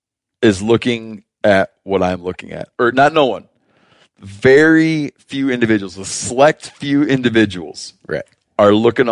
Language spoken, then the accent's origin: English; Michigan, United States; So I grew up trapping in Michigan.